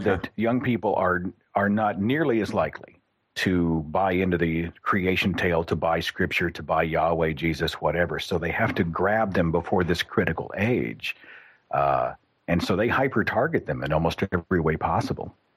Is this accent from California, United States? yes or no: no; Oklahoma, United States; in Oklahoma, which is my home state, there's a church on every half block